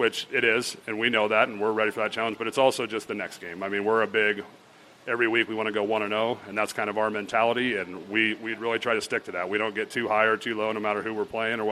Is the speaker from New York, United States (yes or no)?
no; Geneva, Nebraska, United States; I'm from Geneva originally